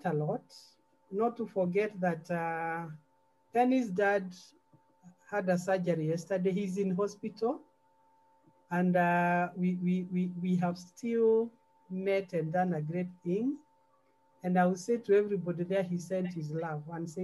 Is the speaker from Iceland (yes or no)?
no; Central Province, Kenya; I'm from Central